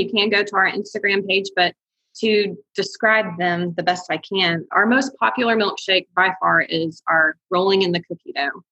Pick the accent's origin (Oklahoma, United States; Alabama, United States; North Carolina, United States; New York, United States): Alabama, United States; Huntsville; I'm actually from Huntsville